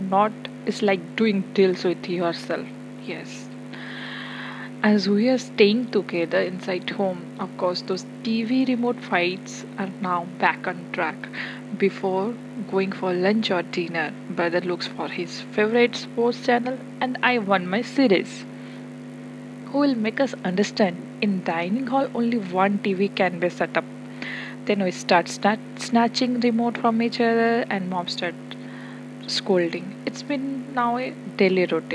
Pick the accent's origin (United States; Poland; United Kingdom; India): India; As an Indian, we are highly inclined towards our culture